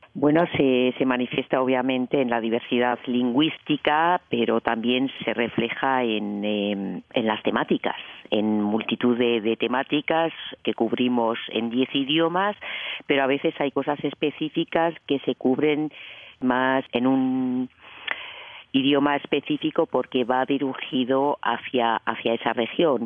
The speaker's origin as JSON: {"language": "Spanish", "town": "A Coruña", "region": "Galicia", "country": "Spain", "moved": "yes", "lives_now": "Switzerland", "said": "Yo soy española, yo soy española, gallega, de La Coruña"}